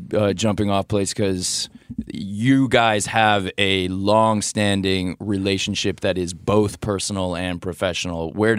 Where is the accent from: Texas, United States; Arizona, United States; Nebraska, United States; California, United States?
California, United States; Los Angeles; So I grew up in the San Fernando Valley, which is just crawling with Jews.